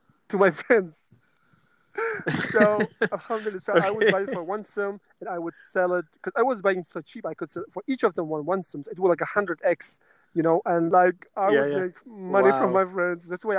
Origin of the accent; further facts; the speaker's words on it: Karshi, Qashqadaryo Region, Uzbekistan; moved away as an adult; also born or lived in Denmark; I was born in Uzbekistan